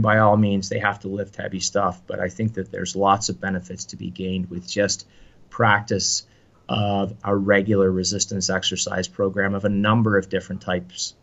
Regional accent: Canada; I say this even as a Canadian

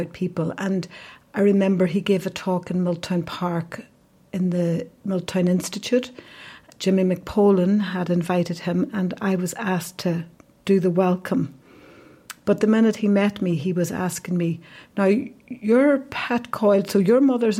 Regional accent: Derry, Northern Ireland, United Kingdom; moved away; growing up in the streets of Derry

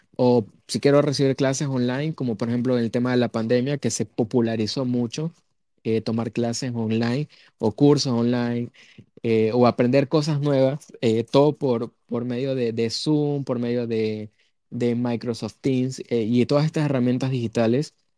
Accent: Ecuador

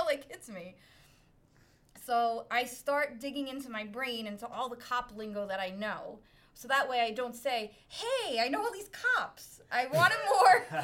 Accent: New York City, New York, United States; accent: Brooklyn; I'm from Brooklyn. Usually people can tell immediately from the accent. Born and raised, not a transplant, grew up there

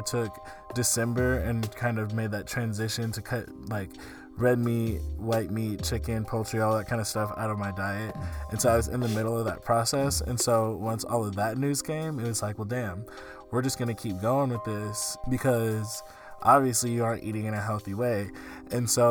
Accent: the South, United States; I grew up in the South

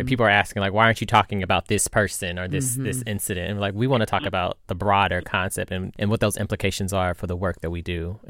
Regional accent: Indianapolis, Indiana, United States; I'm a nap rat.

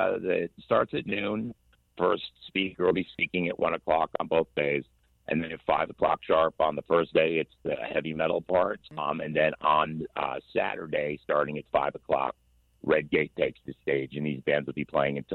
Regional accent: Daytona Beach, Florida, United States; also born or lived in New Jersey; now in Gilchrist County, United States; I was born in New Jersey, but I did live most of my younger days down in Daytona. I went to Spruce Creek, went to Seabreeze, went to Campbell Elementary. So that's where I got my love of Florida.

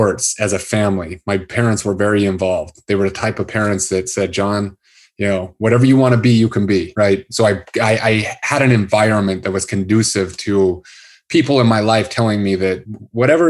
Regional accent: Salt Lake City, Utah, United States; I grew up in Salt Lake City

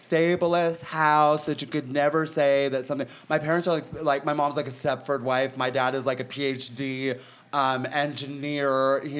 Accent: Peoria, Illinois, United States; also born or lived in Los Angeles; now in Palm Springs, United States; I was born in Illinois in a town called Peoria.

